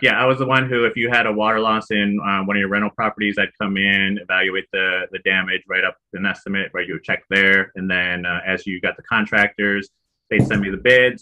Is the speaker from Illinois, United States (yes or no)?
yes; Chicago, Illinois, United States; moved away as an adult; also born or lived in Arizona; now in San Diego, United States; I live in San Diego currently, born and raised in Chicago